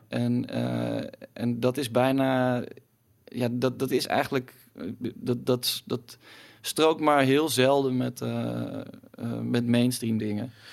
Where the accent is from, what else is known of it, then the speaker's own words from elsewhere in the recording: Utrecht, Netherlands; now in Amsterdam, Netherlands; ik kom oorspronkelijk uit Utrecht en daar was gewoon geen reet te doen toen ik, toen ik eh, op de middelbare school zat.